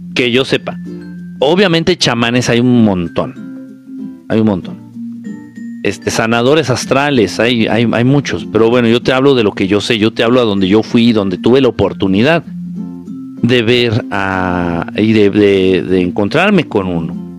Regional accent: Zihuatanejo, Guerrero, Mexico; moved away; cuando voy a mi pueblo querido y adorado, Ciguatanejo de Azueta

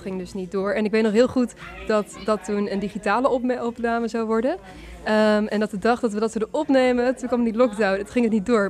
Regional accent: Groningen, Netherlands; now in Leeuwarden, Netherlands; We komen uit Groningen, maar we wonen allebei nu eh, nou ja, een tijdje in Leeuwarden

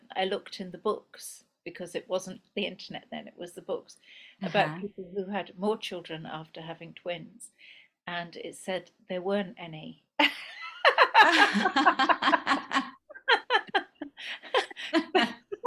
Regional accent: Scotland, United Kingdom; moved away as an adult; also born or lived in Mumbai, India; we immigrated to Bombay in India from Scotland

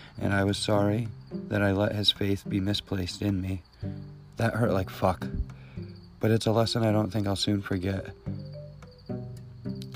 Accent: Connecticut, United States

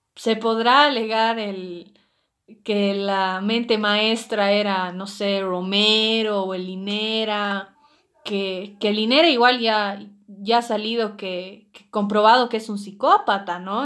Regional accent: Bolivia

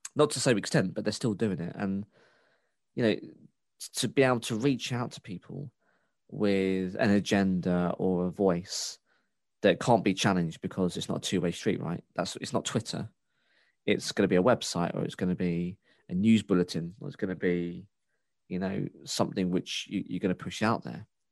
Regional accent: United Kingdom; the Britishness in me

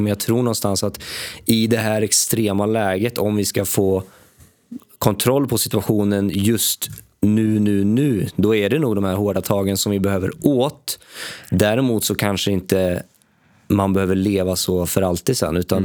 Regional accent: Sweden; jag växte upp i Sverige

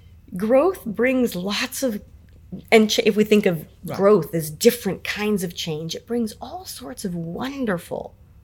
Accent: San Francisco, California, United States; I was born and raised in San Francisco

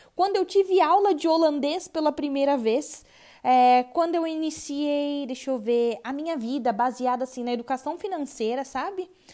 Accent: Brazil; moved away as an adult; quando eu saí do Brasil

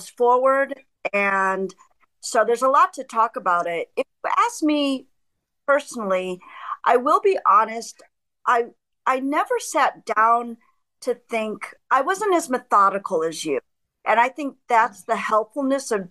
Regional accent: middle America, Midwest, United States; moved away as an adult; also born or lived in Chicago; now in Germany; I grew up in middle America in the 70s and 80s in farmland

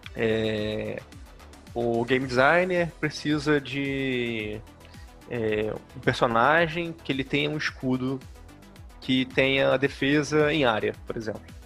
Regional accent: Rio de Janeiro, Brazil; moved away as an adult; now in Manaus, Brazil; eu sou do Rio de Janeiro, mas atualmente eu moro em Manaus, aqui no Amazonas

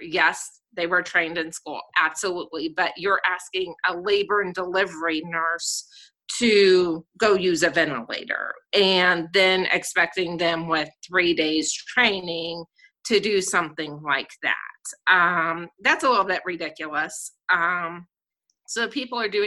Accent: Southern California, United States; moved away as an adult; now in Columbus, Ohio, United States; born and raised in Southern California

